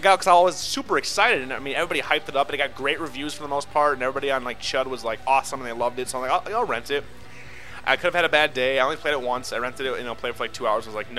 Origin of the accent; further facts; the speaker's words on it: Minnesota, United States; I'm Minnesotan.